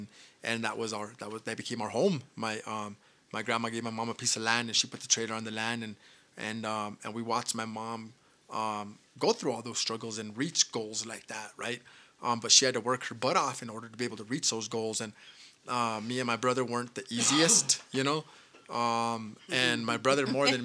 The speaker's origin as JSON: {"language": "English", "town": "Española", "region": "New Mexico", "country": "United States", "tie": "born or raised there", "said": "I was born and raised here in Espanola, New Mexico."}